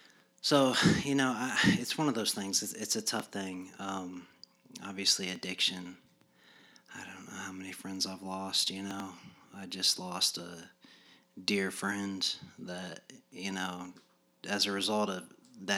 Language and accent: English; Yorktown, United States; I come from Yorktown